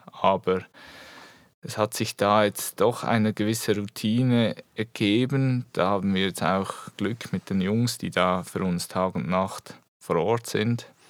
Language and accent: German; Switzerland; moved away as an adult; also born or lived in Biel; now in Eastern Switzerland, Switzerland; ich komme eigentlich aus der Region Basel